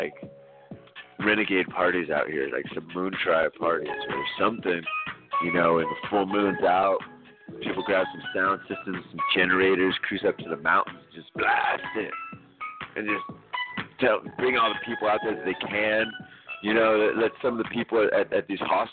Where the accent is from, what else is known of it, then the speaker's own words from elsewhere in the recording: Santa Cruz, California, United States; I'm straight up from Santa Cruz